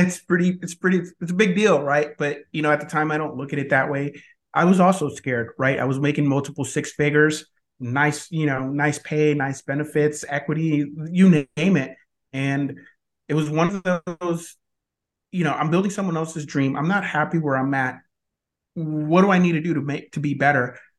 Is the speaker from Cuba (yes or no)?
yes; Cuba; now in United States; I was born in Cuba